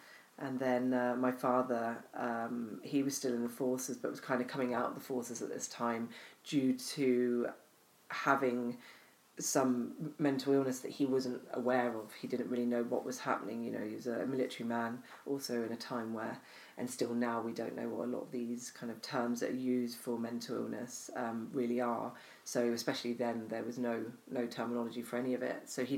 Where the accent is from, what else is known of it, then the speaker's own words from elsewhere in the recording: Arbroath, Scotland, United Kingdom; born there; also born or lived in Cornwall; So I was born in Scotland. I was born in Arbroath. My father was based there.